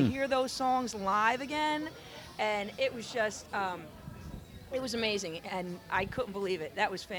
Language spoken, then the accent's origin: English; Sparta, New Jersey, United States; Sparta, New Jersey.